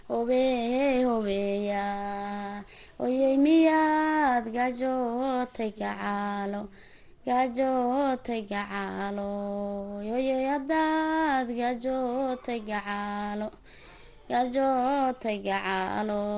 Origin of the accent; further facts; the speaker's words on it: Garbahaarey, Gedo, Somalia; meeshaan ku koray waxaa la dhahdaa mm, waxaa la dhahaa waraabad dareeray iyo iyo garbada